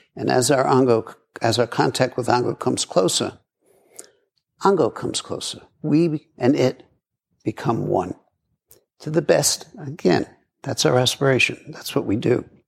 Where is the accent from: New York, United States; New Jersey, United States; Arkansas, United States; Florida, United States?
New York, United States; New York City; I grew up in Brooklyn